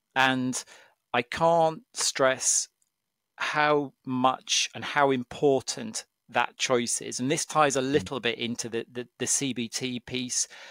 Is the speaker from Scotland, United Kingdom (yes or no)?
no; Cumbria, North West England, United Kingdom; I come from Cumbria. Um, my dad's a farmer in Cumbria, and I grew up